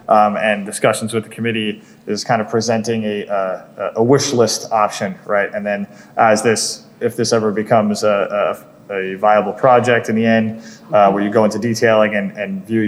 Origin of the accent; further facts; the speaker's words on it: New York, United States; I grew up on Long Island, yep.